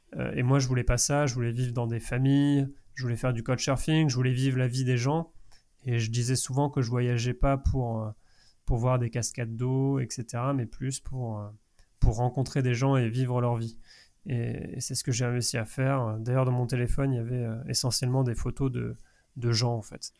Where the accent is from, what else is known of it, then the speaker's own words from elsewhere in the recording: Angers, Pays de la Loire, France; de là où je venais, de, danger. d'Angers